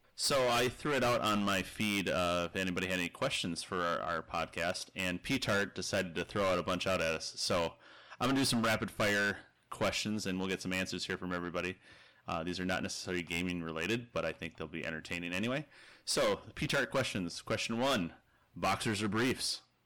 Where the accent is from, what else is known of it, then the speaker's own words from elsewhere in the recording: Minnesota, United States; I'm from Minnesota